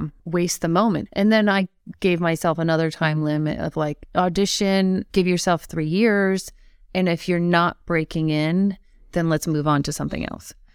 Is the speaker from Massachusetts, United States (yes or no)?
yes; Longmeadow, Massachusetts, United States; I grew up in Long Meadow, Massachusetts